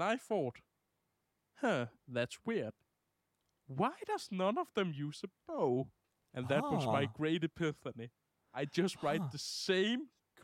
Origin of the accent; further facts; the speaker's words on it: Denmark; I'm from Denmark